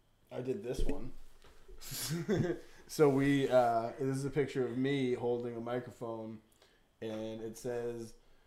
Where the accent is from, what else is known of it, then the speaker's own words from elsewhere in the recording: Massachusetts, United States; I'm from Massachusetts.